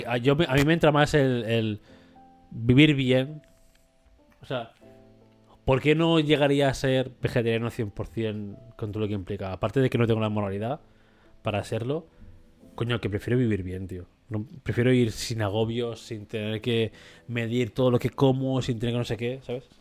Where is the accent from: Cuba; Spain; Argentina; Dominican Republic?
Spain; 7 eh, millones que somos de españoles